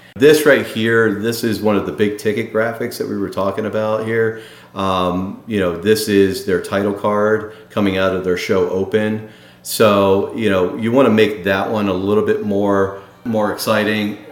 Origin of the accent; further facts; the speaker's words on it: Baltimore, Maryland, United States; the Baltimore Orioles, which happens to be my hometown